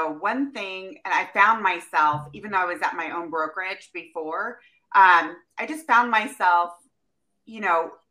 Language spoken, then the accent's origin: English; Midwest, United States; now in Temecula, United States; I am from the Midwest